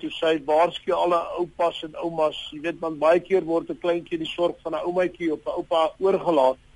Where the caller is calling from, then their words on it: Benoni, Gauteng, South Africa; Ek is van die Oosvraag hier in Rainfield Benoni.